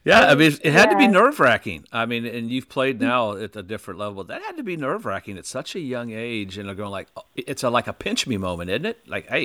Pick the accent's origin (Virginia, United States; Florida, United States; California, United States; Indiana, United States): Indiana, United States; growing up in Indiana